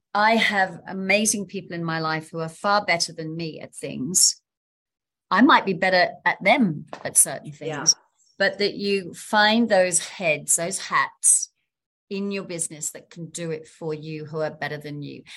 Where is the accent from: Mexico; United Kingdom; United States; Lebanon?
United Kingdom; London; now in Sydney, Australia; I'm from London